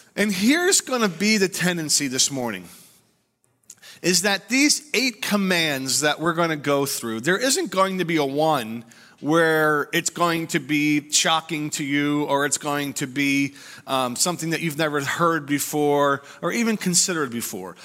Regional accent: United States; us as American Christians

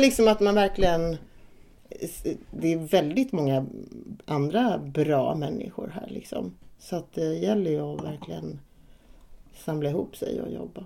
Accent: Värnamo, Jönköping County, Sweden; accent: lite småländska; moved away; also born or lived in Malmö; jag är uppvuxen i Värnamo och i Hårda som ligger utanför Värnamo

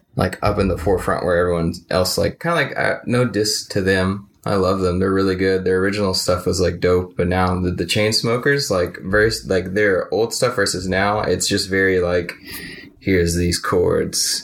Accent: Arlington and Mesquite, Dallas area, Texas, United States; born or raised there; also born or lived in New Orleans, Louisiana

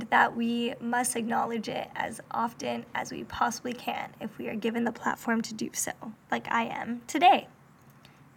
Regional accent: Corona, California, United States; the town that I grew up

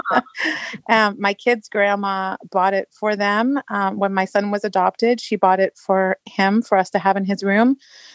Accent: England, United Kingdom; now in Marysville, Washington, United States; I grew up in England

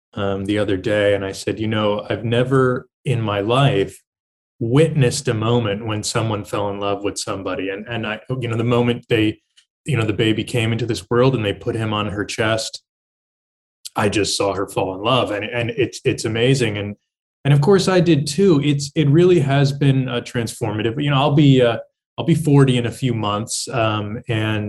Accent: Hudson Valley, New York, United States; I come from the Hudson Valley in the state of New York, sort of the beautiful muck of horse country. And, I had a wonderful childhood growing up in that area

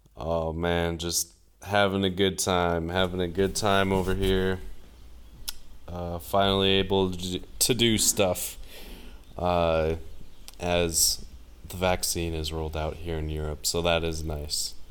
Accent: United States; And they can just tell I'm American. And I was like, uh, you know, the, the States

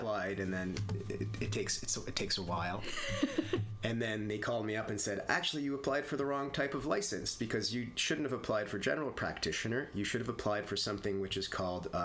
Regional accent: Calgary, Alberta, Canada; moved away as an adult; now in Toronto, Canada; I'm originally from Calgary, Alberta.

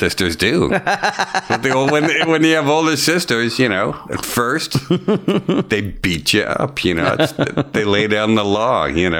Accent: Edmonton, Alberta, Canada; also born or lived in Moose Jaw, Saskatchewan; I pretty much grew up in Edmonton, though.

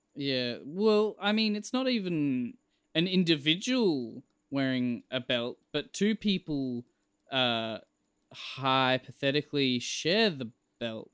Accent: Australia; I'm Australian

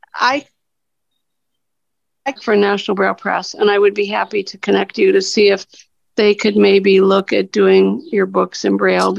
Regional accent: Cincinnati, Ohio, United States; I'm from Cincinnati

